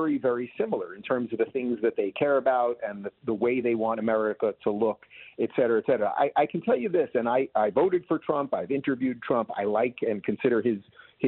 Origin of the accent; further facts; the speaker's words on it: New York, United States; now in Florida, United States; I'm originally from New York